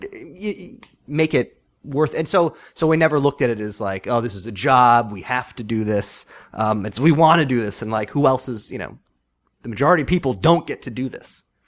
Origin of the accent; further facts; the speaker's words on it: Long Island, New York, United States; moved away; I grew up, I'm from Long Island